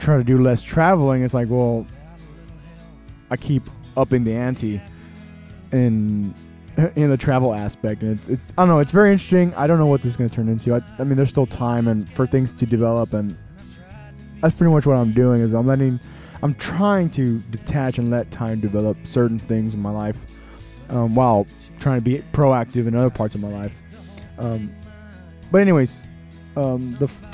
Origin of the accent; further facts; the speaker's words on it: Texas, United States; I'm from Texas